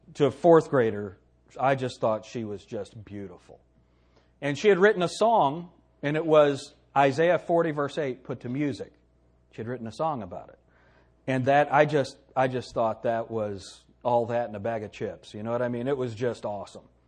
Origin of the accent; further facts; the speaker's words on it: United States; I'm an American.